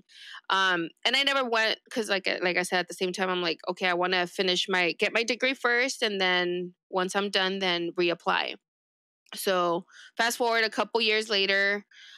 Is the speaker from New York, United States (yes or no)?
no; East Los Angeles, California, United States; first language Spanish; English is a second language; I grew up in East